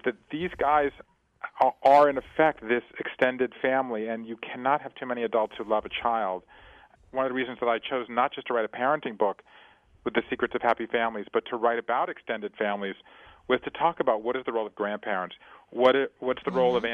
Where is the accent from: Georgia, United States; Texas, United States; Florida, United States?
Georgia, United States; Savannah; I grew up in Savannah, Georgia, as a fifth-generation Jew in the American South